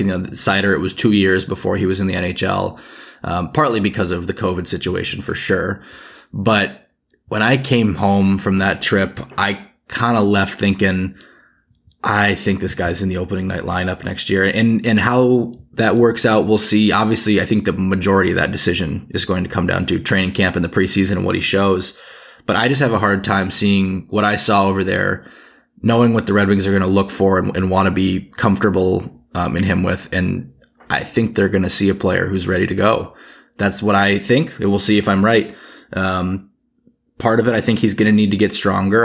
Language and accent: English; United States; as an American